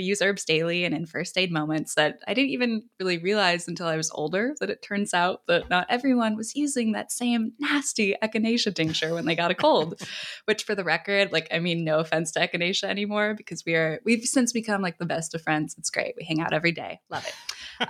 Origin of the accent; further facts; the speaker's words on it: Northern California, United States; I grew up in Northern California with 2 hippie parents who worked at Whole Foods.